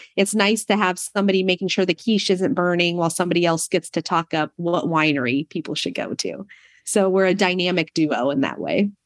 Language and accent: English; Prince of Wales Island, Southeast Alaska, United States; moved away as an adult; also born or lived in Fairbanks, Alaska / Corvallis, Oregon; now in Monmouth, United States; we're all from Southeast Alaska on an island called Prince of Wales Island